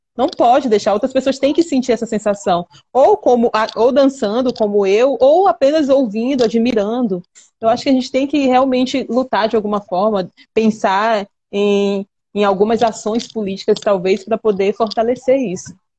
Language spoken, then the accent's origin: Portuguese; Maranhão, Brazil; nós, aqui, habitantes dessa região